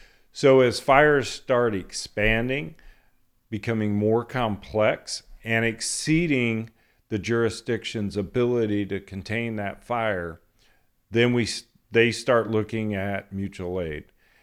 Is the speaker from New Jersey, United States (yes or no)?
no; Kern County, California, United States; growing up in Kern County, country music.